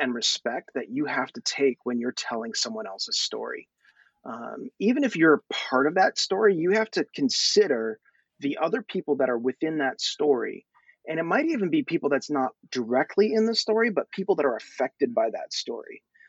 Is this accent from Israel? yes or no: no; Thailand; born there; I have such a passion for my people. I was born in Thailand. I'm growing up here.